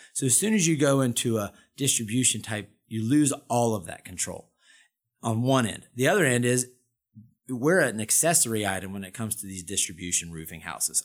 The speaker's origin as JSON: {"language": "English", "town": "Durham", "region": "North Carolina", "country": "United States", "tie": "born or raised there", "said": "I'm a Carolina boy, born and bred. I was born in Durham, went to Appalachian State."}